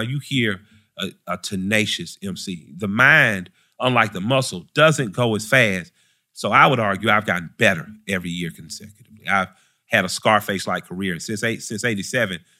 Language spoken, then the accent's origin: English; Atlanta, Georgia, United States; I grew up in the Collier Heights Elementary, right on the west side